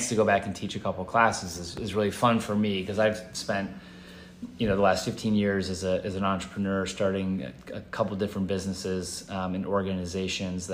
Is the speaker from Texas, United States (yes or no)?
no; Chicago, Illinois, United States; growing up in Chicago is great. You know, it's a Midwest city.